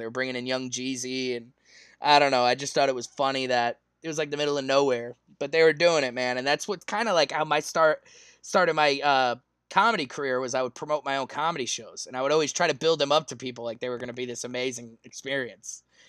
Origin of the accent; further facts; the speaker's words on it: Chicago, Illinois, United States; As a young black kid growing up in Chicago, you didn't want to pick up a basketball.